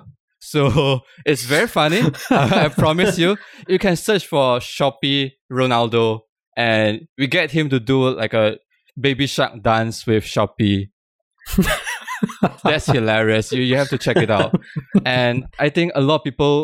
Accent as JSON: {"language": "English", "country": "Malaysia", "moved": "yes", "lives_now": "Singapore", "said": "I'm originally from Malaysia"}